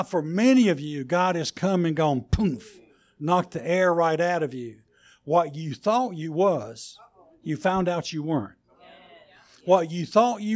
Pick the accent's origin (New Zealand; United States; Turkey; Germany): United States; North Carolina; You can tell I'm from North Carolina